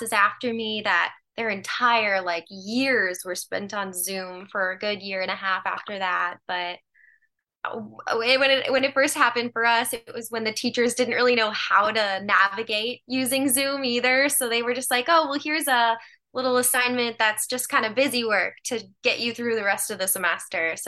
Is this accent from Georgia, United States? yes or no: no; Joliet, Illinois, United States; moved away; So I am from Joliet, Illinois, which is about 40 minutes south of the city.